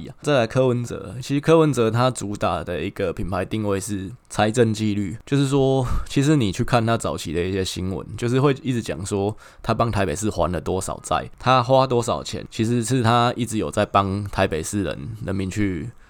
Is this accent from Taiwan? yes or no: yes; Taichung, Taiwan; 那我们台中在承受整个台湾的一些恶果，就是我们台中火力发电厂发电给大家用，但是空污是我们台中人自己在承受